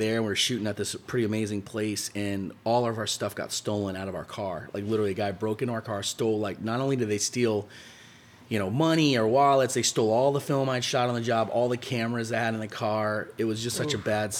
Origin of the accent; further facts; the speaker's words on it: Virginia Beach, Virginia, United States; now in Quincy, United States; I grew up in Virginia Beach, Virginia